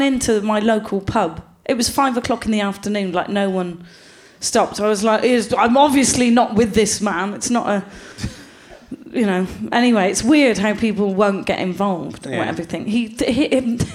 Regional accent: Gloucester, South West England, United Kingdom; I'm from Gloucester.

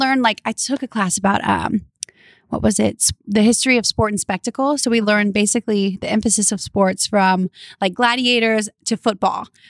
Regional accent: Louisiana, United States; now in California, United States; I'm from Louisiana

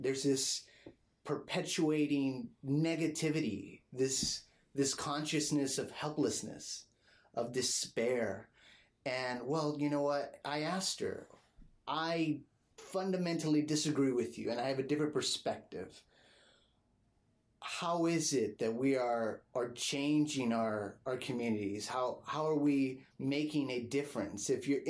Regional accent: La Jolla, California, United States; I grew up in La Jolla, and they had an old library which transformed into a new one, got a new building

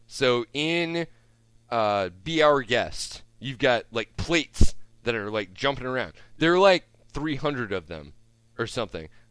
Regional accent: Omaha, Nebraska, United States; I grew up in Omaha

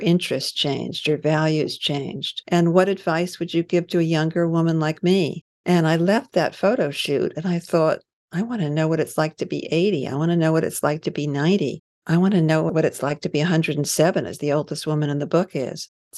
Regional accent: New York, United States; I grew up in New York, and I went to school in New York. I went away to boarding school and then college.

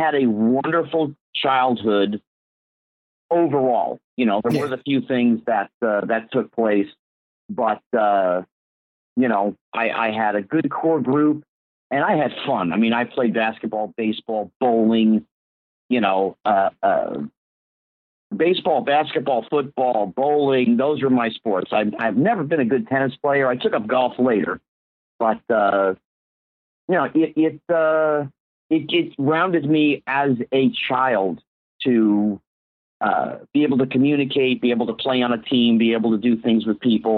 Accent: Bridgewater, New Jersey, United States; moved away as an adult; also born or lived in Hollywood, California; I grew up in New Jersey

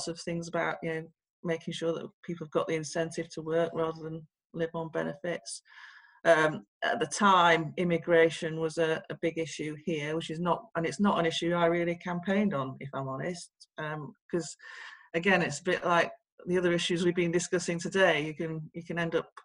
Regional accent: Sheffield, Yorkshire and the Humber, United Kingdom; I come from Sheffield, a council estate in Sheffield.

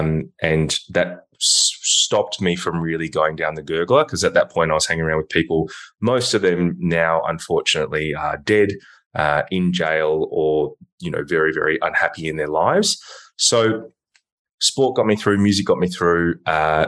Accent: Melbourne, Victoria, Australia; also born or lived in Hong Kong; I live in Melbourne in Victoria. So I'm, you know, Australian, and I grew up here. I was born in Hong Kong.

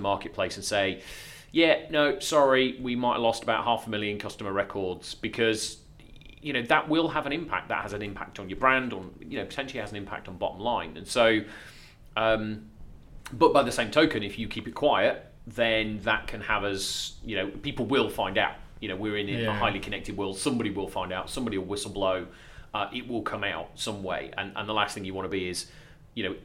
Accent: Lincolnshire, East Midlands, United Kingdom; accent: Lincolnshire; my dodgy Lincolnshire accent.

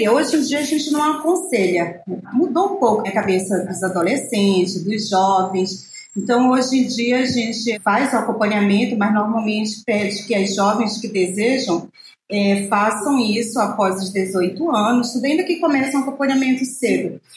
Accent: Pará, Brazil; born there; also born or lived in Belém; Eu nasci na Ilha do Marajó e lá já tinha as irmãs agostinianas missionárias, que tem os padres agostinianos recoletos.

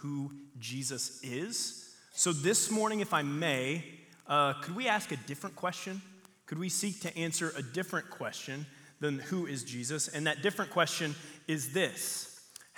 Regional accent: the South, United States; I grew up in the South

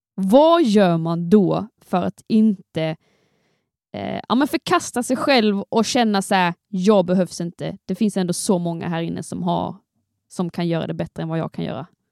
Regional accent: Skåne, Sweden; jag kommer från Skåne

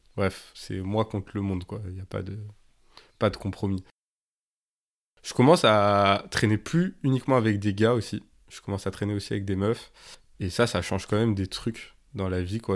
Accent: Grenoble, Auvergne-Rhône-Alpes, France; j'ai grandi à Grenoble, c'est toujours la ville où, où j'habite.

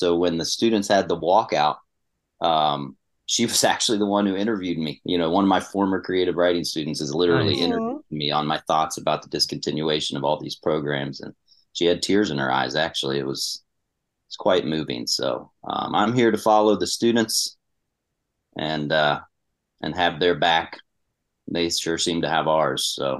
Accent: Huntington, West Virginia, United States; moved away as an adult; also born or lived in Ohio / Austin, Texas / Chicago; now in Morgantown, United States; I was born and raised in Huntington, West Virginia, and then left the state for about 18 years. Lived in Ohio, then Austin, Texas, and then Chicago for 9 years

